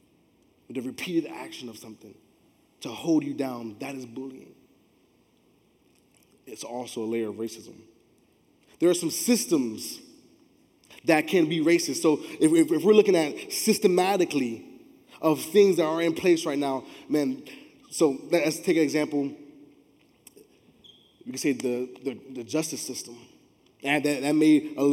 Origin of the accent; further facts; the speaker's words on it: Miami, Florida, United States; I grew up in Miami